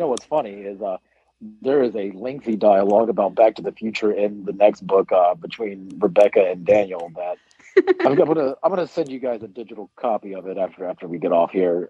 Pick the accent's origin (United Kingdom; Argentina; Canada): United Kingdom; As a British person, I'm very surprised to hear